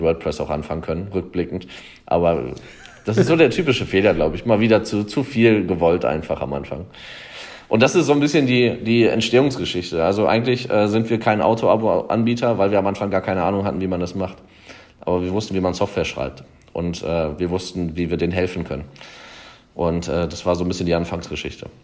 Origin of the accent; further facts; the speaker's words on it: the Würzburg area, Bavaria, Germany; hier in Würzburg. Ich komme eigentlich aus der Gegend